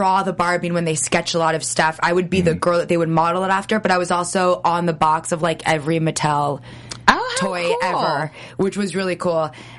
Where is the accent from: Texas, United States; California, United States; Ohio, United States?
California, United States; Los Angeles; I grew up in the Valley.